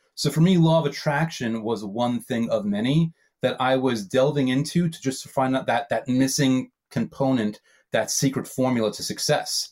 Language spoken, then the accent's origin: English; New York, United States; I'm a New Yorker, so old school